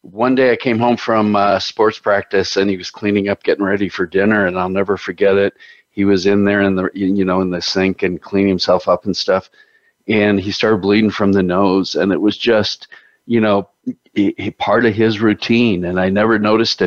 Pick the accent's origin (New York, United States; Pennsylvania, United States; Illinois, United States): Illinois, United States; Chicago; I grew up in Chicago